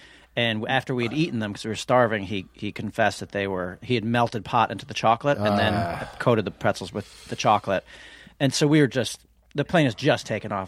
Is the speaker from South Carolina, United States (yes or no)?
no; New York City, New York, United States; I grew up in New York City. I was the only non-Jew, one of the only non-Jews at my school.